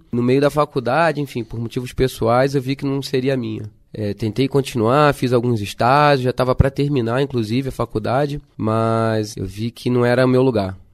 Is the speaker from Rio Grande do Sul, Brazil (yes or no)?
no; Rio de Janeiro, Brazil; Eu sou originado do Rio, sou nascido e criado no Rio de Janeiro.